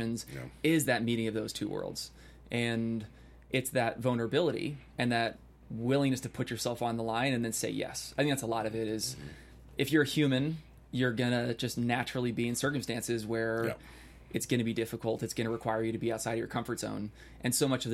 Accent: Bay Area, California, United States; I grew up in the Bay Area. I grew up in a nice suburb.

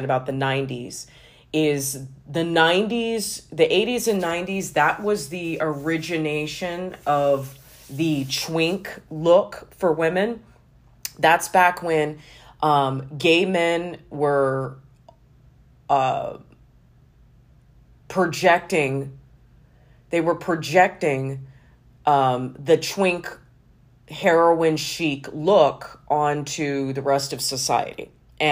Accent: Los Angeles, California, United States; as a young girl growing up in Los Angeles in the 90s

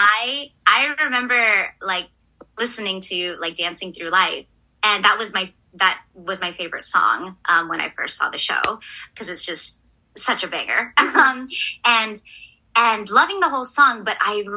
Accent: California, United States; I'm from California

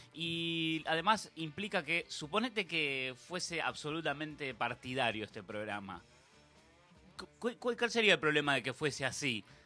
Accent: Argentina; yo soy argentino y tengo todo mi derecho a enojarme con un gobierno, porque para eso pago mis impuestos, para eso vivo en este país

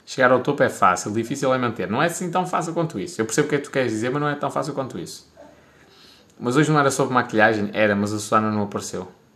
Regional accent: Portugal; sou de Portugal

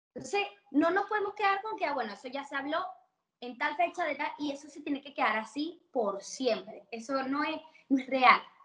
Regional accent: Caracas, Capital District, Venezuela; also born or lived in Barquisimeto, Venezuela; now in Argentina; me crié, yo soy de Caracas, pero estuve 12 años en Barquisimeto.

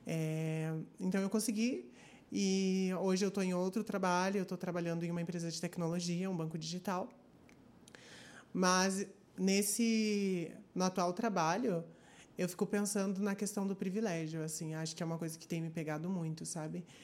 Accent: Curitiba, Paraná, Brazil; Eu sou aqui de Curitiba e tenho 23 anos

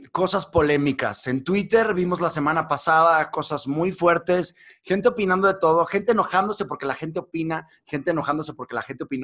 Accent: Mexico; now in London, United Kingdom; Soy mexicano, sí.

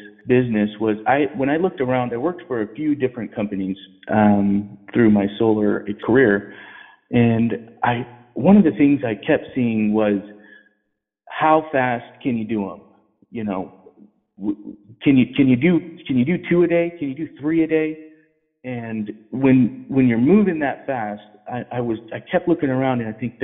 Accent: Colfax, California, United States; also born or lived in Lincoln, California; I'm from this area. I grew up in Colfax, California. I lived in Lincoln, California until I was about 12, and then I finished out high school in Colfax.

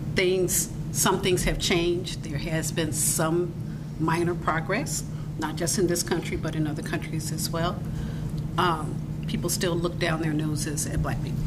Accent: United States; I'm from America

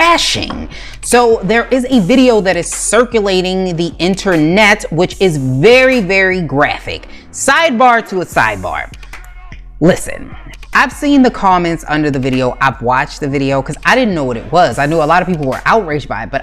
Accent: Maryland, United States; my home state of Maryland

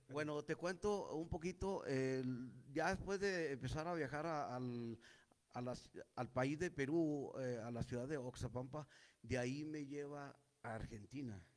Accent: Santa Eulalia, Chihuahua, Mexico; yo soy originario de un pueblito minero

